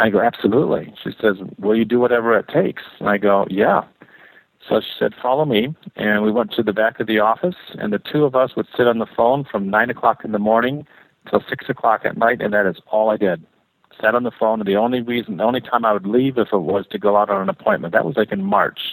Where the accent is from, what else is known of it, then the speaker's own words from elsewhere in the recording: Canada; moved away as an adult; now in Ann Arbor, United States; I was raised in Canada